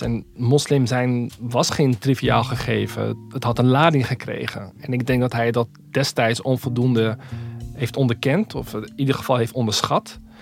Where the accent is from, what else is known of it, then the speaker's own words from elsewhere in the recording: Rotterdam, South Holland, Netherlands; Ik groeide dus niet op in Winterswijk, maar in Rotterdam